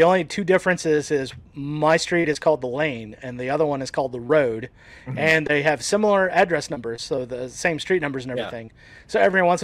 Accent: Omaha, Nebraska, United States; moved away; my home state

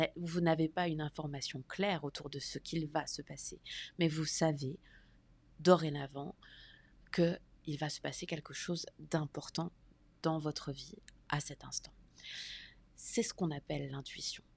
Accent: France; moved away as an adult; now in United States; Je suis française et j'habite aux États-Unis depuis environ deux ans.

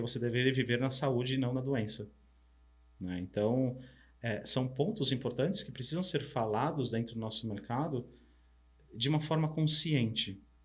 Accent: São Paulo, Brazil; also born or lived in Paraná, Brazil; eu sou do interior do Paraná, mas vim para São Paulo criança, mas todas as férias escolares de julho e final de ano voltava para a fazenda dos avós, no Paraná

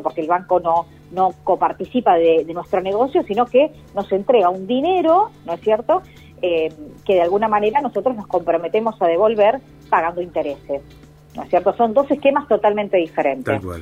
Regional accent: Argentina

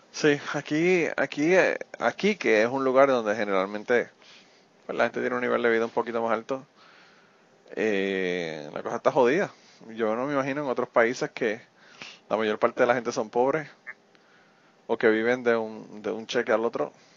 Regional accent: Utuado, Puerto Rico; mi pueblo, ¿verdad? El pueblo de Tuado

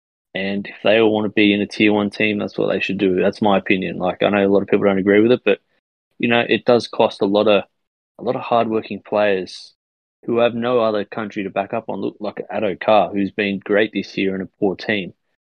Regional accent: Australia; I'm an Australian.

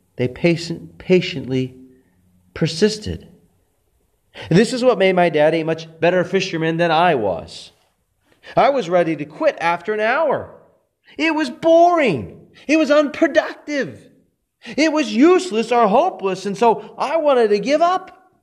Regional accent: Texas, United States; my hometown in Texas

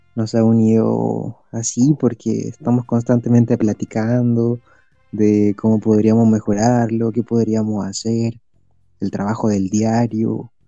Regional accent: Chile; soy de Chile

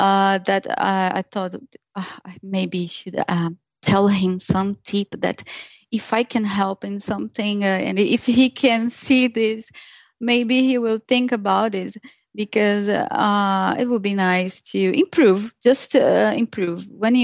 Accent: Brazil; moved away as an adult; When I was in Brazil, I was a DBA.

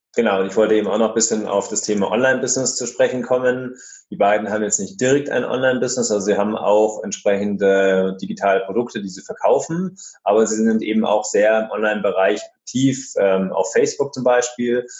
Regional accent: area of Munich, Bavaria, Germany; wir kommen äh, ja aus der Gegend von München

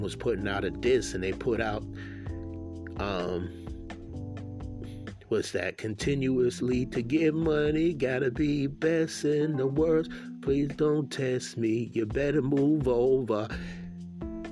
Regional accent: East Coast, United States; I was from the East Coast

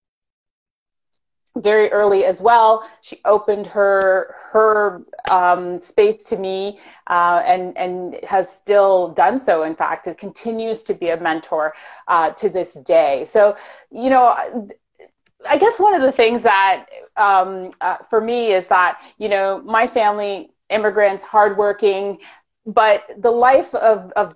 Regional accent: Toronto, Ontario, Canada; born or raised there; also born or lived in Jamaica

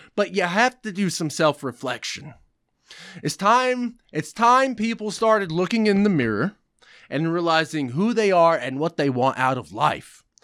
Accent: United States; I'm repulsed to be even called an American

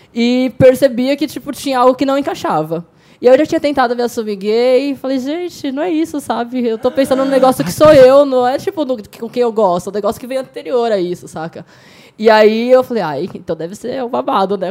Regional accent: São Paulo, Brazil; now in Foz do Iguaçu, Brazil; Moro em Foz do Iguaçu agora, mas sou de São Paulo.

